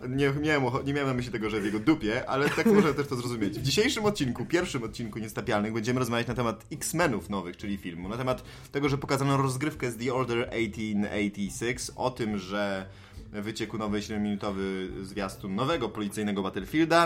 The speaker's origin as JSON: {"language": "Polish", "area": "Tricity", "region": "Pomeranian Voivodeship", "country": "Poland", "said": "jesteśmy z Trójmiasta"}